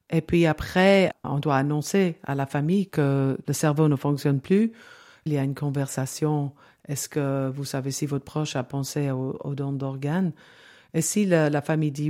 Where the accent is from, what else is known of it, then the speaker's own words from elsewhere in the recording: England, United Kingdom; French is a second language; Donc, euh, on était deux anglaises à se parler en français.